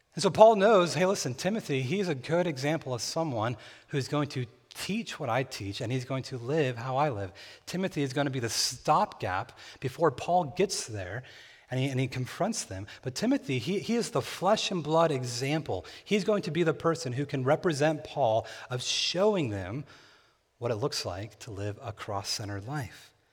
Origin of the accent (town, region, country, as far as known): near Bakersfield, California, United States; born or raised there